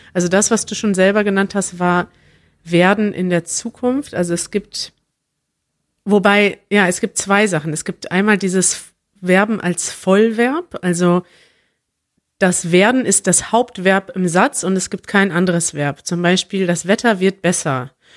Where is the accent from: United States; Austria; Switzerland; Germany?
United States; New York; first language English and Hebrew; German is a second language; moved away as an adult; now in Tel Aviv, Israel; ich komme aus New York, aber ich bin vor sechs Monaten nach Tel Aviv gezogen